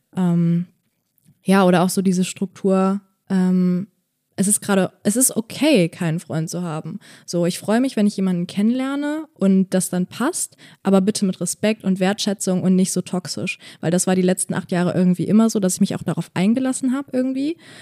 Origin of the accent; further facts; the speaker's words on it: Bonn, North Rhine-Westphalia, Germany; moved away as an adult; now in Berlin, Germany; ich komme aus Bonn und habe da halt jetzt auch lange in einer WG gewohnt